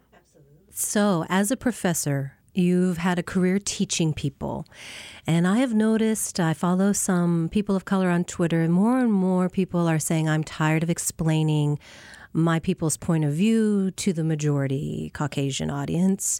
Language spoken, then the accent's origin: English; Tacoma, Washington, United States; I grew up on the Tacoma side